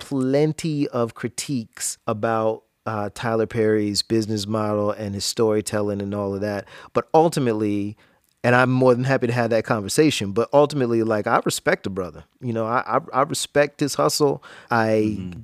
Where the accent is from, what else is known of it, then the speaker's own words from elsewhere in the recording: Jacksonville, Florida, United States; growing up in Jacksonville